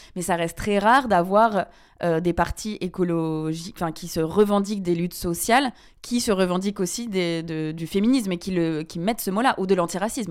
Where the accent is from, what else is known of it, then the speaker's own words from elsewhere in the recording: France; moved away as an adult; also born or lived in Guatemala; now in Belgium; j'ai grandi en France euh, avec du fromage tous les jours